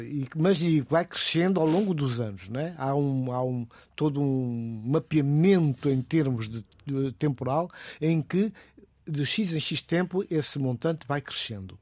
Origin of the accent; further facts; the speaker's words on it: Guinea-Bissau; eu sou guineense, mas sou cidadão do mundo